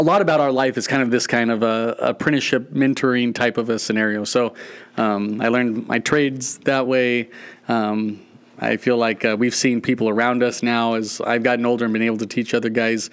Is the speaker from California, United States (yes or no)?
yes; San Diego, California, United States; moved away as an adult; also born or lived in Norcross, Georgia / Burkina Faso; now in Montana, United States; So we grew up in San Diego area